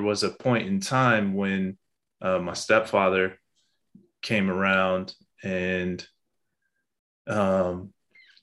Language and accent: English; Pasadena, California, United States; also born or lived in West Los Angeles; I was born in West LA and at Kaiser in West LA. And I was most of my life raised in Pasadena